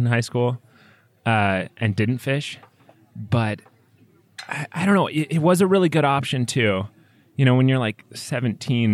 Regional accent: Washington, United States; also born or lived in Alaska; my parents moved to Washington

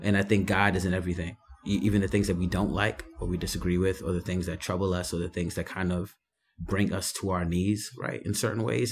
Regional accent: New York City, New York, United States; born and raised in the Bronx

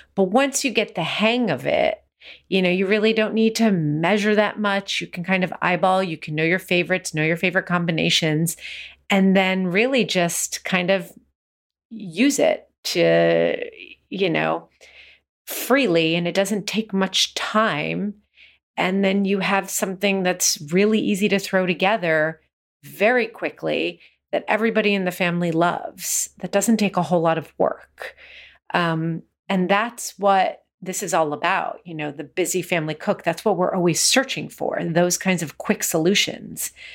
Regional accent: United States; born or raised there

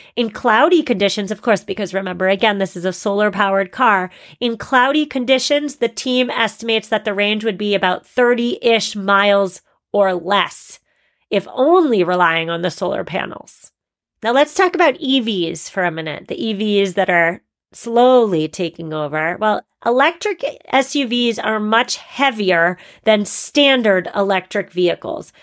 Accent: Massachusetts, United States; Massachusetts, my home state

